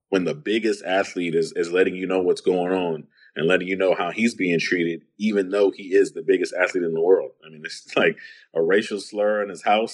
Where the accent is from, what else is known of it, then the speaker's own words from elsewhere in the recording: San Antonio, Texas, United States; I was growing up on the East Side